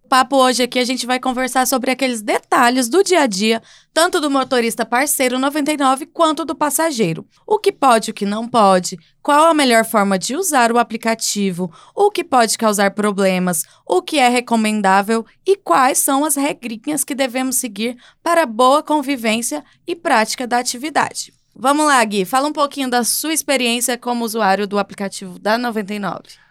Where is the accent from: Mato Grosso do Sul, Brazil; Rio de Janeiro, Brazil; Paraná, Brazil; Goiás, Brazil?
Goiás, Brazil; Eu sou de Goiás